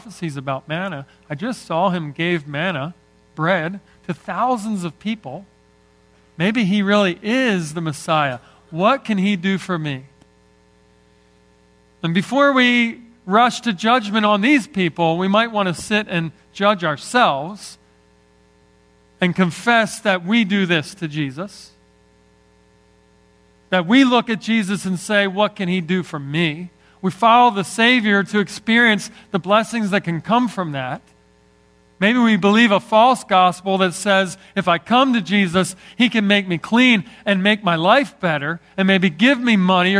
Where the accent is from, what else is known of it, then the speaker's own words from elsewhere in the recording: Northeast, United States; I love growing up in the Northeast